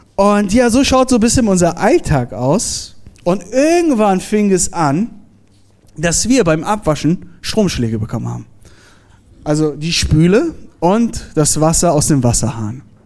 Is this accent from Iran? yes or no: yes; Iran; moved away; ich bin gebürtiger Iraner